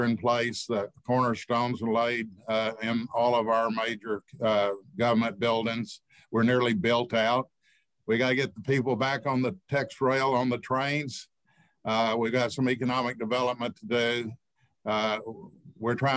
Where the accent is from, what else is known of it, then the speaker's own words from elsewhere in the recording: Grapevine, Texas, United States; I grew up here. My father was mayor when they built the lake. I grew up on Main Street